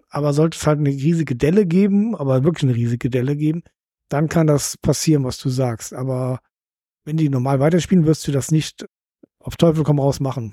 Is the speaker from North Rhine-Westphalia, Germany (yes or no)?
yes; Cologne, North Rhine-Westphalia, Germany; now in Hamburg, Germany